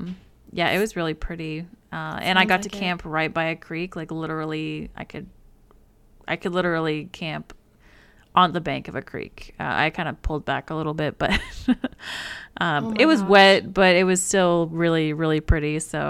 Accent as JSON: {"language": "English", "region": "Alaska", "country": "United States", "tie": "born there", "said": "but we were born 7 hours apart. I was born in Alaska and Sarah was born in Illinois."}